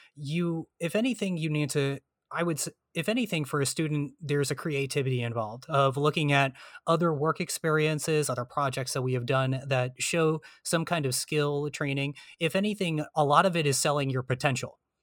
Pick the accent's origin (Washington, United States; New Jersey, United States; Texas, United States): New Jersey, United States; I'm from New Jersey